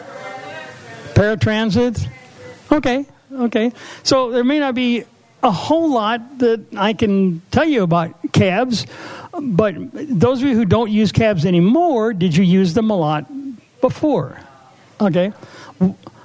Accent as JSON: {"language": "English", "town": "St. Louis", "region": "Missouri", "country": "United States", "said": "I'm from St. Louis"}